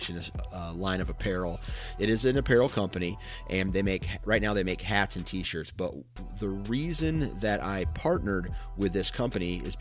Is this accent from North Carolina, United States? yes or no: no; Mount Pleasant, Iowa, United States; I come from a town in Iowa